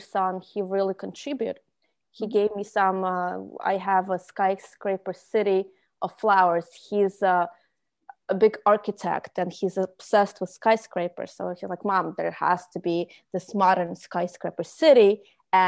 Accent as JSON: {"language": "English", "region": "Moscow", "country": "Russia", "tie": "born or raised there", "second_language": "English", "moved": "as an adult", "lives_now": "United States", "said": "I was born in Soviet Union, Russia. And at that time, we did not have the wonderful access to all the technology and internet. So our pastime was being outside, but being in Moscow"}